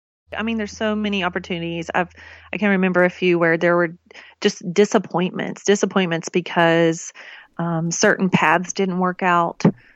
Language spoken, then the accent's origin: English; the South, United States; I grew up in the South. We made Kraft macaroni and cheese.